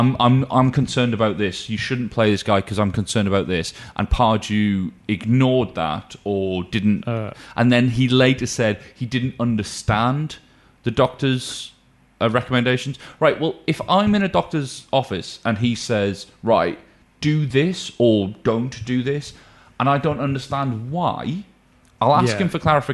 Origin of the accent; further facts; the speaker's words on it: Newcastle upon Tyne, North East England, United Kingdom; I'm once a Geordie, always a Geordie.